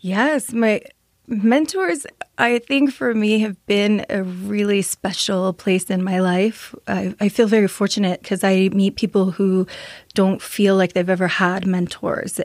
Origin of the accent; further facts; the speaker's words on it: Las Vegas, New Mexico, United States; also born or lived in Sapello, New Mexico; I grew up in Las Vegas, New Mexico, so very small little community in San Miguel County